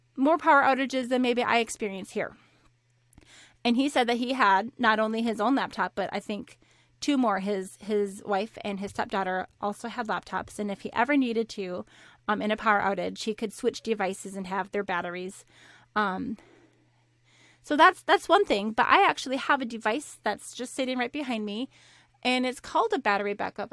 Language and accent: English; Minnesota, United States; moved away; I grew up in Minnesota